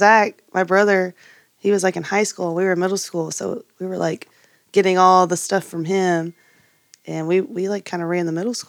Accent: Liberty, Texas, United States; We're from Liberty.

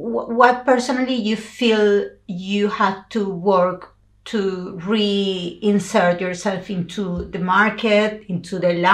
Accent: Venezuela; I'm from Venezuela, South America.

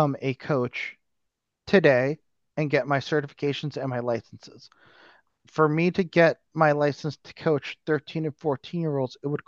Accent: United States; I'm American

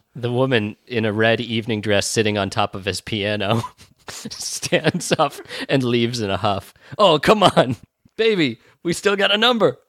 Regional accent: United States; I'm an American

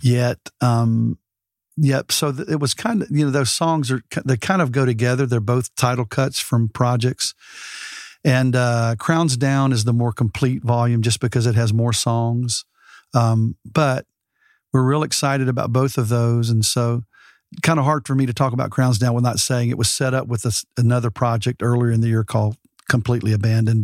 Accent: Alabama, United States; now in Texas, United States; I'm from Alabama

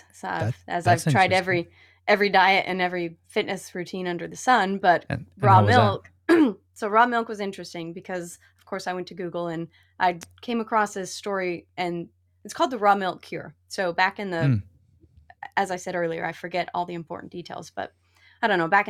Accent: Utah, United States; So I grew up in Utah

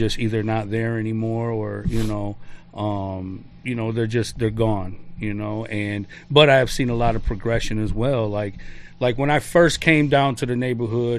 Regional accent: Detroit, Michigan, United States; also born or lived in Chicago; I was born in Chicago, but I was raised in Detroit

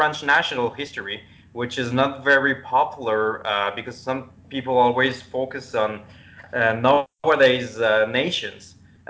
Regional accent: Montreal, Quebec, Canada; also born or lived in France; I'm from the suburbs around Montreal.

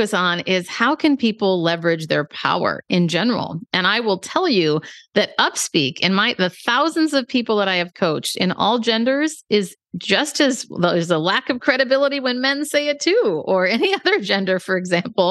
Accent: Minneapolis, Minnesota, United States; now in San Francisco, United States; I'm originally from Minneapolis, but now I live in San Francisco

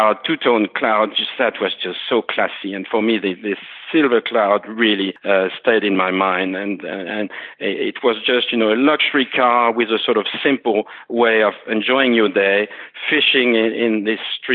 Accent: Alsace, Grand Est, France; my father and myself, we grew up in Alsace, which is really Bugatti country

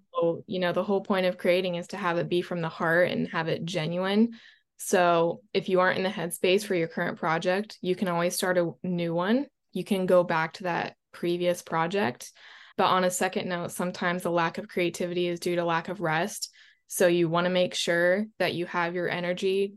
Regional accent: Florida, United States; I was born in Florida, so I spent most of my time by the water

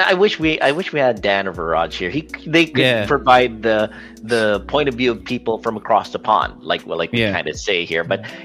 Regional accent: Philippines

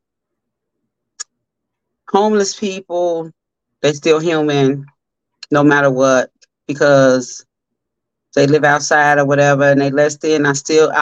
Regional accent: Chicago, Illinois, United States; now in Las Vegas, United States; I'm from Chi-Town

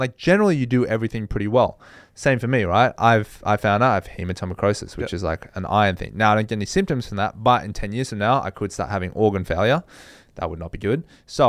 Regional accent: Australia; And I think that's a big thing that you underappreciate as an Australian because you have such good weather year-round.

